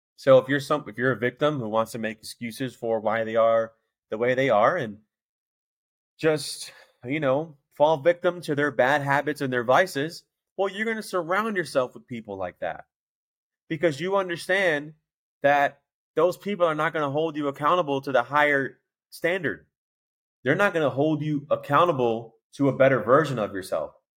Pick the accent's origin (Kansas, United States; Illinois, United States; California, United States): Illinois, United States; Chicago; I know I'm from Chicago